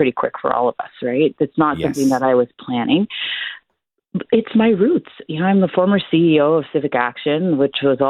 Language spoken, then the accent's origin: English; Toronto, Ontario, Canada; I grew up in Scarborough too